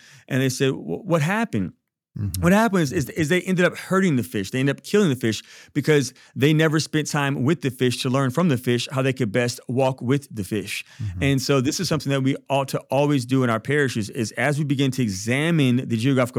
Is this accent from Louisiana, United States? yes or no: yes; Baton Rouge, Louisiana, United States; Yeah, so I'm from Baton Rouge. My mom is Catholic and my dad is African American Methodist Episcopalian. Mom's white, dad's Black.